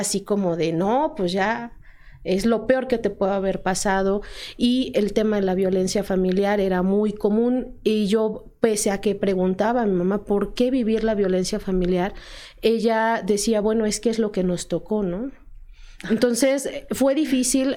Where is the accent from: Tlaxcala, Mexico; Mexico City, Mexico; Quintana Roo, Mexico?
Tlaxcala, Mexico; yo soy originaria, aquí nací.